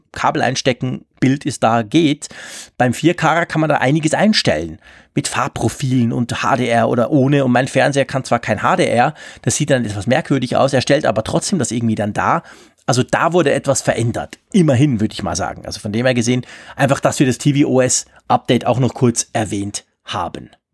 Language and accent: German; Switzerland; bei uns in der Schweiz